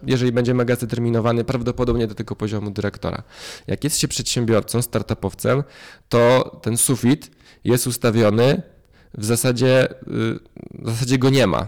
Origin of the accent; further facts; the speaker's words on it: a village near Warsaw, Masovian Voivodeship, Poland; Ja się wychowałem na wsi yy, pod Warszawą. To jest 35 km od rogatek Warszawy